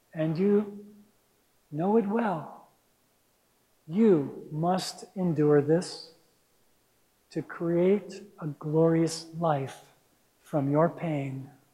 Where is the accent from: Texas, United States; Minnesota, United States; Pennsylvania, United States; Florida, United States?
Minnesota, United States; Minneapolis; also born or lived in Santa Rosa, California; now in Mill Valley, United States; I grew up in Minneapolis, Minnesota